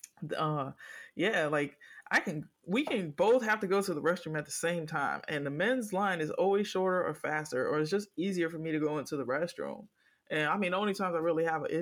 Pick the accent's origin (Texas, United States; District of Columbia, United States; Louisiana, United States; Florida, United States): Florida, United States; Miami; I am from Miami